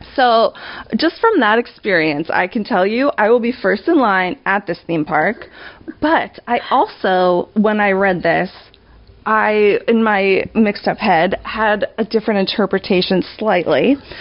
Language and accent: English; New York, United States; moved away; I'm born and raised in New York, living in New York again.